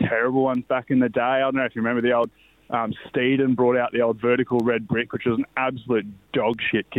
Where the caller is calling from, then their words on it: Gunnedah, New South Wales, Australia; Boys, I'm calling in from Kitchener Park in Gunnedah, one of the great centres of rugby league excellence in the northwest of New South Wales, home of the mighty Gunnedah Bulldogs.